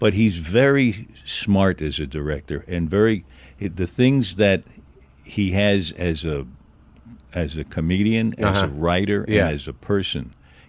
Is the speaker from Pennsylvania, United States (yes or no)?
no; Manhattan, New York, United States; born there; I was born in Manhattan on 33rd Street and 3rd Avenue.